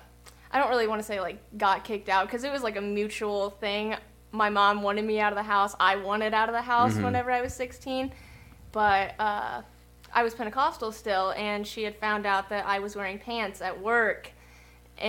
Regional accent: Lebanon, United States; also born or lived in Memphis, Tennessee; I went to that school in Lebanon, my hometown, for 3 months

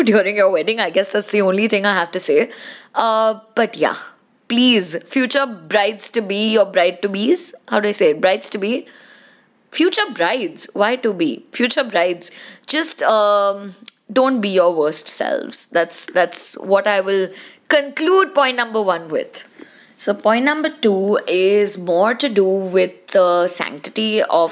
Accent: India

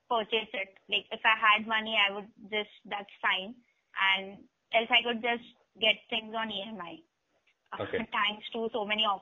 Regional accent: Mumbai, Maharashtra, India; I'm from Mumbai

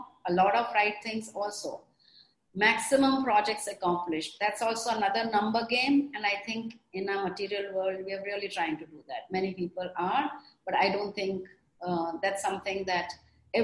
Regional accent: India; we also in India

